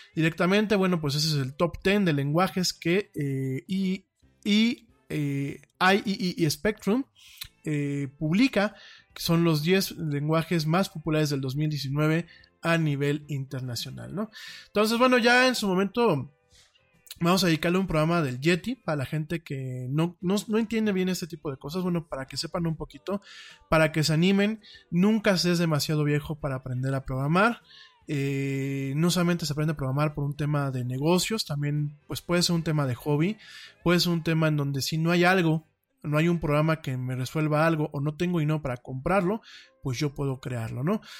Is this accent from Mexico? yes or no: yes; Mexico; mi país